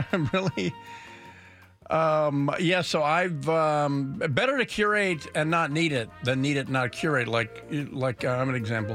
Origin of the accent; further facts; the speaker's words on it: United States; you get frustrated as an American